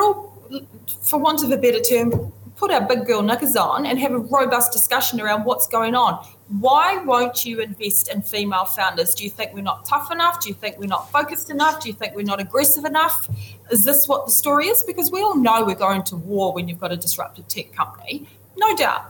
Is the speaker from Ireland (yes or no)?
no; New Zealand; as a New Zealander of Indigenous background and a woman in fintech